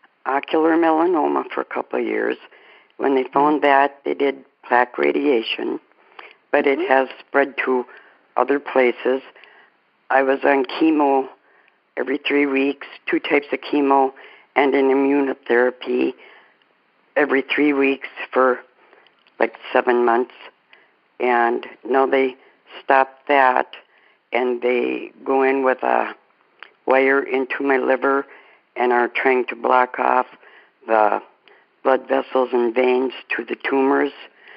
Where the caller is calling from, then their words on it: Bemidji, Minnesota, United States; Bemidji, Minnesota.